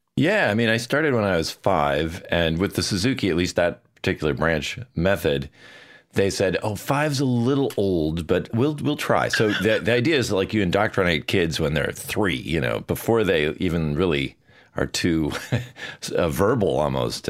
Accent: Bloomington, Minnesota, United States; also born or lived in Edina, Minnesota; I was born in Bloomington, Minnesota. Well, actually, Edina, but I grew up in Bloomington, which is, uh, you know, just south of the Twin Cities.

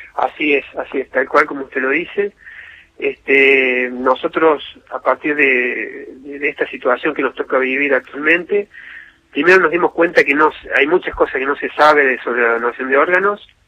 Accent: Córdoba, Argentina; nosotros somos de Córdoba

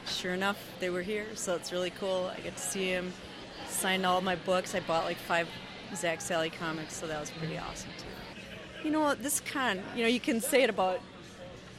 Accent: Minneapolis, Minnesota, United States; I'm from Minneapolis

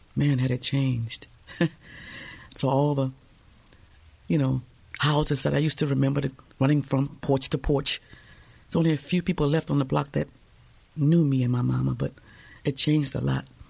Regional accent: New Orleans, Louisiana, United States; also born or lived in Alexandria, Louisiana; now in Oakland, United States; I was born in New Orleans, Louisiana, 57 years ago

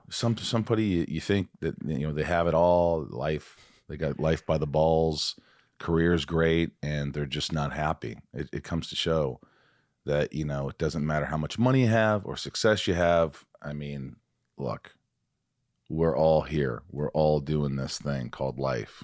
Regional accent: Indiana, United States; moved away; I'm from Indiana

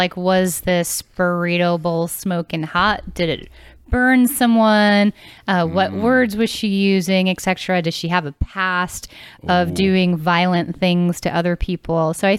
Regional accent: New Jersey, United States; moved away; I'm from New Jersey.

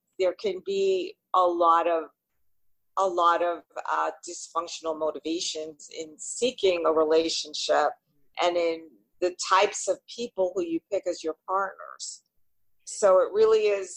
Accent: New York City, New York, United States; I've always basically lived, I guess, in the New York area. So born in the Bronx, and then we moved to like Little Neck

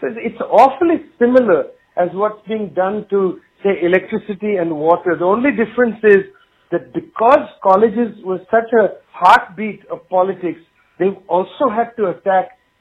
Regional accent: Kolkata, West Bengal, India; in Calcutta, the town where I was born in West Bengal, India

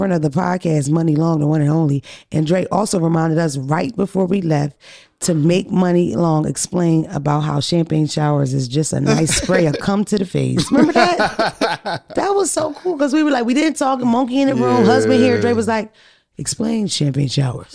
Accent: Baltimore, Maryland, United States; I'm from the West Side. I got to say I'm from over West.

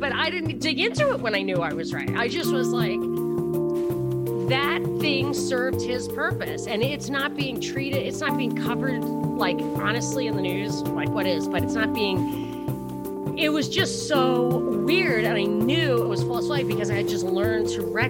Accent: Brooklyn, New York, United States; I mean, even though I'm from Brooklyn, it's kind of theoretical.

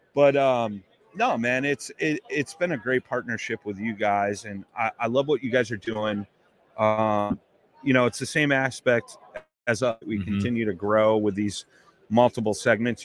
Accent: Chicago, Illinois, United States; I'm a blues man. I'm from Chicago.

